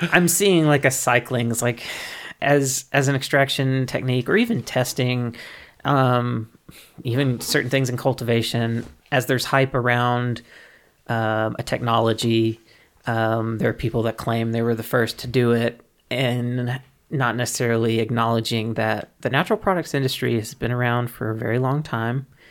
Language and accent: English; Mississippi, United States; moved away; I'm originally from Mississippi, from the Deep South